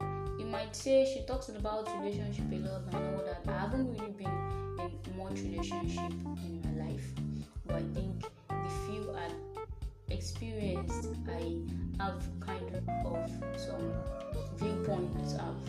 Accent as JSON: {"language": "English", "country": "Nigeria", "said": "I'm a Nigerian, just 20 years old."}